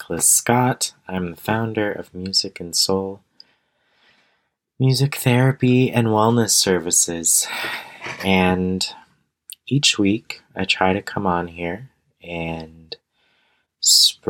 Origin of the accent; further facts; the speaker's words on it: Canada; I'm also Canadian